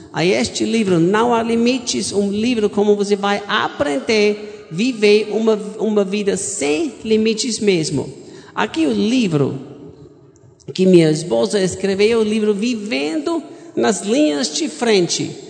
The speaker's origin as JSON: {"language": "Portuguese", "country": "Austria", "tie": "born or raised there", "also_born_or_lived": "United States", "second_language": "Portuguese", "moved": "as an adult", "lives_now": "Goiânia, Brazil", "said": "eu sou austríaco. Eu nasci em cresci na Áustria"}